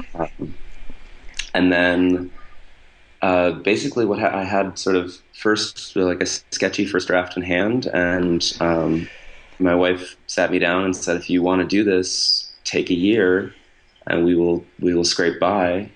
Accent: Buffalo, New York, United States; I grew up in Buffalo

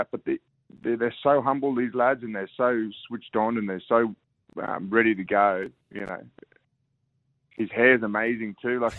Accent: Queensland, Australia; oh, you know, mate, I'm a Queenslander.

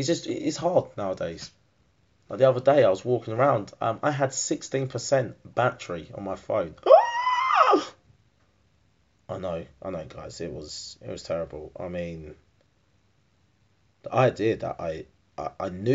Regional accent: Harlow, East of England, United Kingdom; Harlow, my hometown.

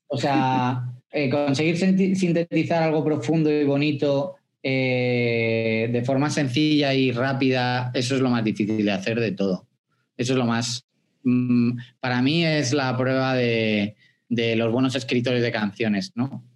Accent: Spain; en España pronunciamos mucho la Z y pronunciamos mucho la J

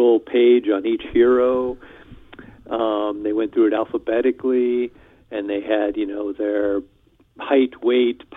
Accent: Iowa, United States; moved away as an adult; now in Wisconsin, United States; I live in Wisconsin, central Wisconsin, a small town. And let's see, I grew up in Iowa.

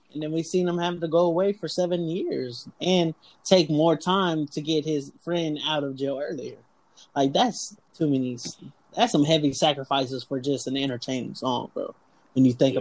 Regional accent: Texas, United States; we're all from Texas

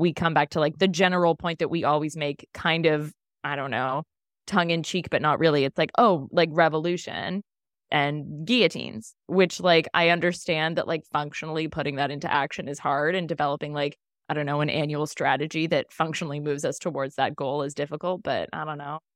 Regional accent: Ontario, Canada; We're from Ontario

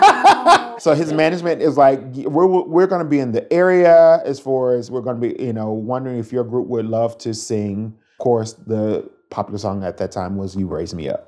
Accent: Mississippi, United States; moved away as an adult; now in Portland, United States; I'm originally from Mississippi, born and raised

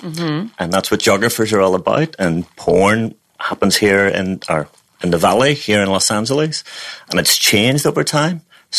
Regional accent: Belfast, Northern Ireland, United Kingdom; moved away as an adult; now in Australia; I'm from Belfast in Northern Ireland, or the north of Ireland, depending on which side of the fence that you sit on in terms mm-hmm. of your religious backgrounds. So I grew up in Belfast in the 1970s, 1980s, and 1990s.

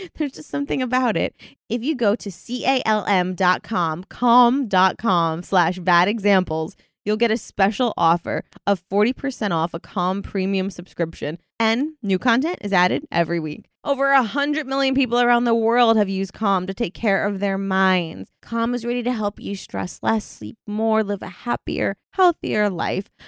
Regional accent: United Kingdom; I'm from Britain.

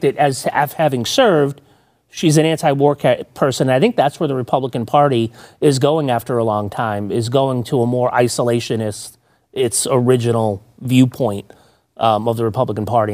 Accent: Massachusetts, United States; I grew up in Massachusetts

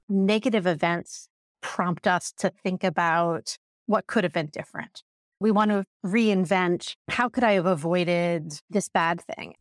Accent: Indiana, United States; I grew up in Indiana

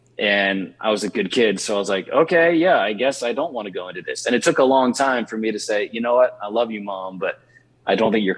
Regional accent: Richmond, Virginia, United States; I grew up in Richmond, Virginia, and I spent the initial half of my childhood in the inner city, and then the rest of my childhood in what at the time was the rural outskirts

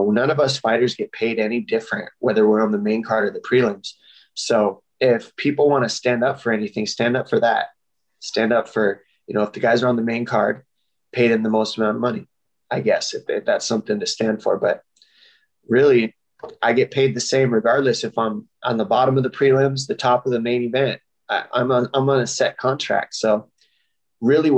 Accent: Tucson, Arizona, United States; my hometown, Tucson, Arizona

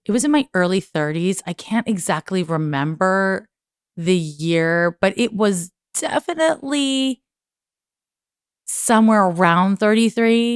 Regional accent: Montreal, Quebec, Canada; I'm from Montreal

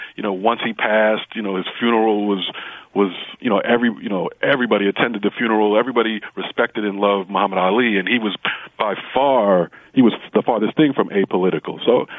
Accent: New York City, New York, United States; because I'm born and raised in Brooklyn, and they have Brooklyn on the chest.

